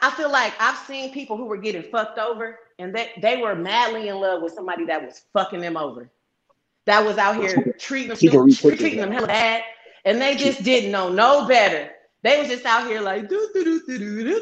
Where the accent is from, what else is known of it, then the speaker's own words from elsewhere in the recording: East Palo Alto, California, United States; I'm from East Palo Alto. I'm from the Bay Area.